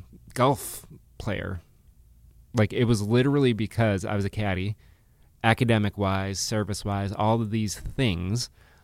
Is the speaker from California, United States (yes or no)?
no; Chicago, Illinois, United States; also born or lived in Massachusetts; I am, since Andy went deep into his past, I was born in Massachusetts, grew up in Chicago